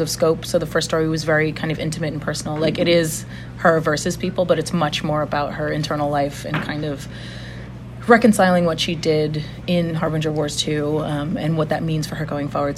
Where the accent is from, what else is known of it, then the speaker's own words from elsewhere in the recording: New York, United States; as a New Yorker